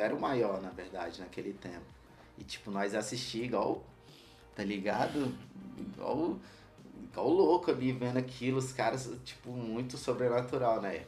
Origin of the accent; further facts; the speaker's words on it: Ceilândia, Federal District, Brazil; Sou nascido no HRC, Hospital Regional da Ceilândia, criado na Ceilândia Norte, em Taguatinga Norte, no setor QNJ